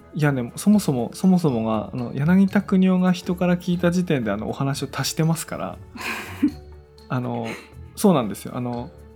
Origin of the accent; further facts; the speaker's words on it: Tono, Iwate, Japan; 説明する私も遠野に生まれた人なんだ